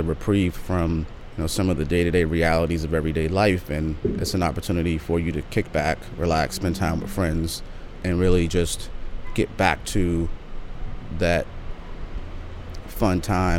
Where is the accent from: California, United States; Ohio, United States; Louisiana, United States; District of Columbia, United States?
District of Columbia, United States; Washington; also born or lived in New York; Yeah, I grew up in Deanwood in Northeast.